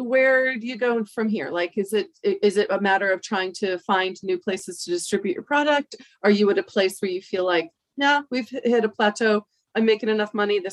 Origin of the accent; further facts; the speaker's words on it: Baltimore, Maryland, United States; also born or lived in New York / London, England; now in Vermont, United States; I was born in New York, raised in Baltimore, then England, then here